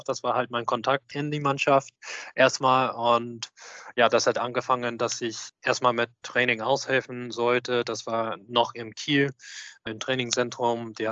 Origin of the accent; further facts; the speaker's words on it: Australia; ich kenne die Manager Pascal Winkler aus Sydney University schon sehr lang, aus meiner Jugend in Australien